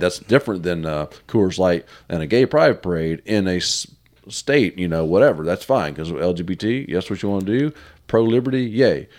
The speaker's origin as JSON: {"language": "English", "region": "the South", "country": "United States", "said": "I'm from the South"}